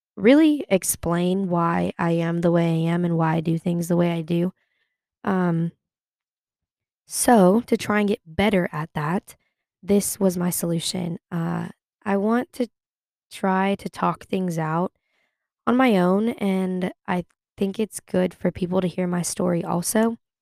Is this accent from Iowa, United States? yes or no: no; Sacramento, California, United States; moved away as an adult; now in Chapel Hill, United States; I am from Sacramento, California. I am currently in Chapel Hill, North Carolina